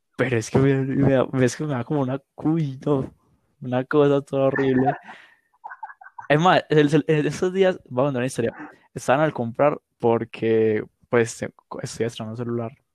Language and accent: Spanish; Medellín, Antioquia, Colombia; yo nací acá, yo me crio acá